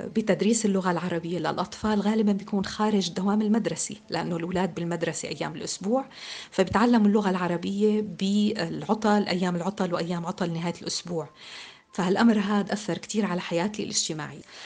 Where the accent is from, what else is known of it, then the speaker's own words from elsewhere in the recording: Syria; moved away as an adult; now in France; انولدت بسوريا لأب سوري وأم أمريكية